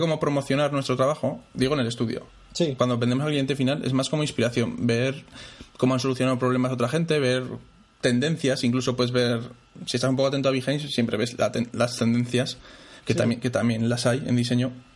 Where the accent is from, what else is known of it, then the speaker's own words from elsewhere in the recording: Zaragoza, Aragon, Spain; soy de Zaragoza